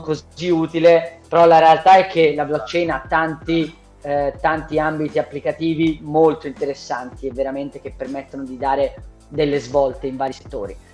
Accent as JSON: {"language": "Italian", "town": "Lucca", "region": "Tuscany", "country": "Italy", "said": "io sono di Lucca, io sono di Lucca"}